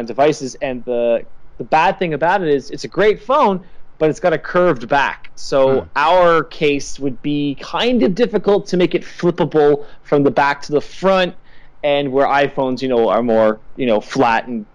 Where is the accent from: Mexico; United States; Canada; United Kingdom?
Canada; I'm Canadian